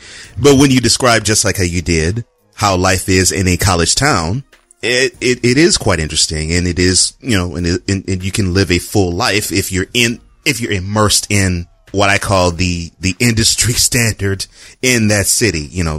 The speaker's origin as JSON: {"language": "English", "region": "Texas", "country": "United States", "tie": "born or raised there", "said": "I grew up in Texas"}